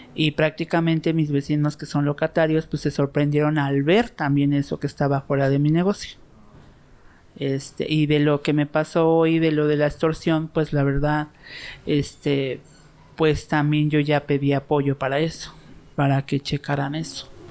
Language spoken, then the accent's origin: Spanish; Mexico City, Mexico; soy nativa de aquí de Culhuacán